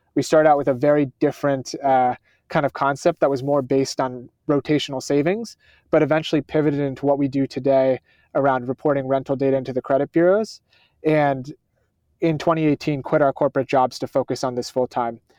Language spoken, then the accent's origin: English; Schenectady, New York, United States; I grew up in Schenectady, New York